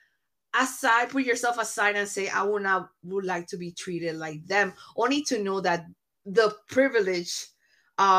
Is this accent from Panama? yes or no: yes; Panama; now in United States; I was considered primarily Latina because I was raised in Panama. I was born in Panama when I came to this country